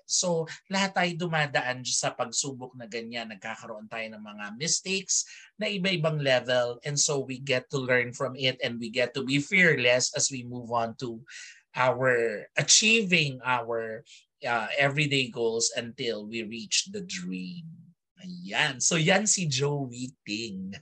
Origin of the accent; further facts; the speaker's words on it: Philippines; lumaki sa isang Filipino Chinese community because I am a Filipino Chinese